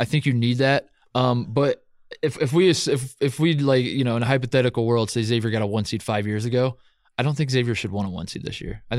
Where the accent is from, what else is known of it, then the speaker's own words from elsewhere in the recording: Indiana, United States; moved away; also born or lived in Columbus, Ohio; I grew up in Indiana